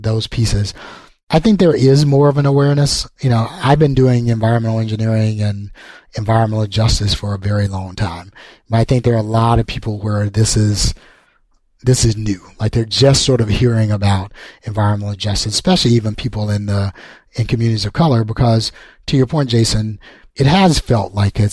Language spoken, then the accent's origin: English; Alabama, United States; moved away; I grew up in an environmental justice community. I'm from Alabama originally. So I grew up in a fence line community